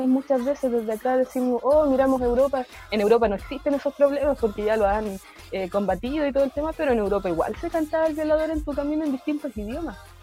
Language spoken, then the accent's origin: Spanish; Puerto Saavedra, Araucanía, Chile; also born or lived in Nueva Imperial / Labranza, Temuco; now in Temuco, Chile; vivir mucho tiempo en la comuna de Puerto Saavedra, en el campo también, en, otro loft, como se en la comuna de, en el loft de Peleco, Tres Esquinas, Quechocagüín, sector de Quechocagüín, ahí me crié